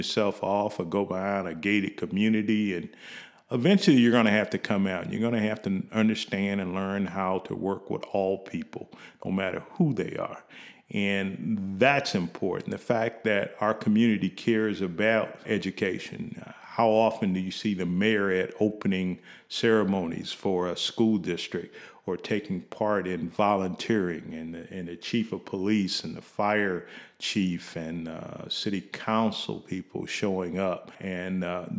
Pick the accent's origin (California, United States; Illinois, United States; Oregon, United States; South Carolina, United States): Illinois, United States; Kankakee; Probably very early on, because in my neighborhood that I grew up in Kankakee, Illinois, most of the individuals that were influential in my life were teachers.